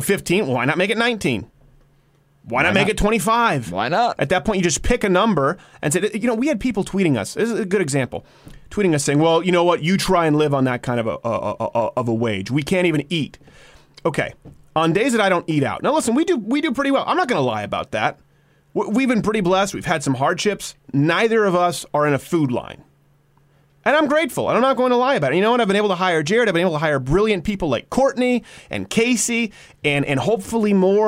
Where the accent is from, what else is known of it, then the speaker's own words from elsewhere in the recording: Quebec, Canada; moved away; also born or lived in Detroit, Michigan, United States; I was raised in Quebec.